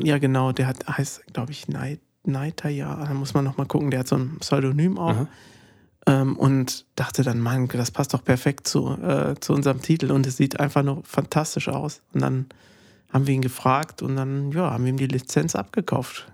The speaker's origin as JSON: {"language": "German", "region": "Bavaria", "country": "Germany", "said": "bei uns in Bayern"}